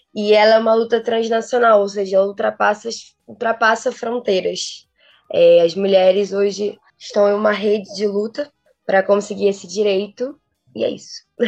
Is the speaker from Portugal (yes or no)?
no; Rio de Janeiro, Brazil; sou carioca, tenho 23 anos